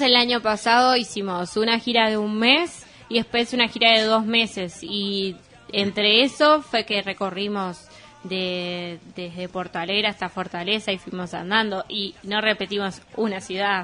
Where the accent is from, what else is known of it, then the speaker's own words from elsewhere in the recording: Uruguay; hay mucho de eso en Uruguay. Como que, por ejemplo, en mi familia pasa, todos son de Nacional